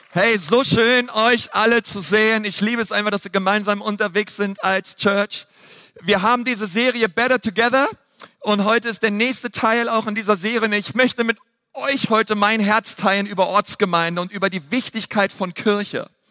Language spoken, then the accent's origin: German; Berlin, Germany; ich bin in Berlin aufgewachsen